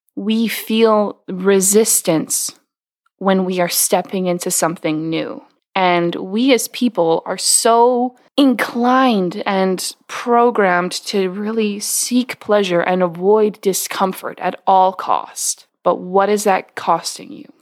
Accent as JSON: {"language": "English", "region": "West Coast of Canada", "country": "Canada", "tie": "born or raised there", "said": "I grew up on the West Coast of Canada"}